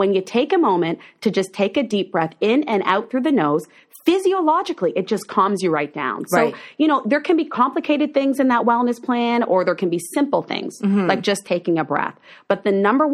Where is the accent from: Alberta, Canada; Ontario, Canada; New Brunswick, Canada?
Ontario, Canada; Oshawa; when I was a little kid growing up in Oshawa, Ontario